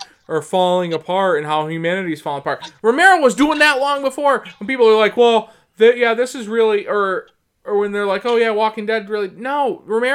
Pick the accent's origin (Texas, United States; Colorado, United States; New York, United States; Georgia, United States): New York, United States; Canastota; growing up outside of Syracuse in Canastota